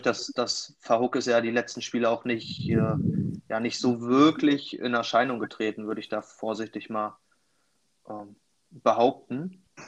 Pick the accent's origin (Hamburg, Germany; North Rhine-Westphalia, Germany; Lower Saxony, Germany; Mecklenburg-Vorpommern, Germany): Mecklenburg-Vorpommern, Germany; near Schwerin; ganz, ganz ursprünglich wirklich Nähe von Schwerin.